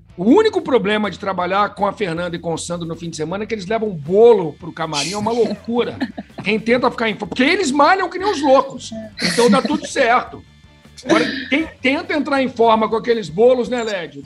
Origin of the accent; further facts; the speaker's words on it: Brasília, Federal District, Brazil; Eu sou de Brasília, quando eu cresci em Brasília